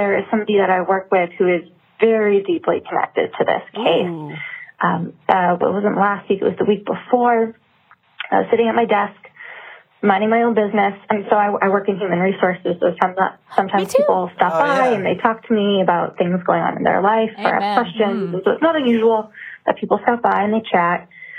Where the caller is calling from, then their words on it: New Hampshire, United States; calling from New Hampshire.